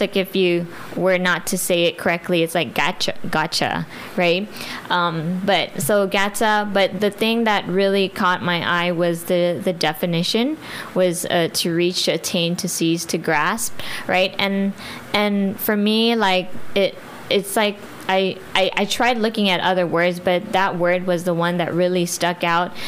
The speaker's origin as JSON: {"language": "English", "country": "Guam", "tie": "born or raised there", "said": "I'm not Chamorro. I'm Filipino, but I'm born and raised here in Guam"}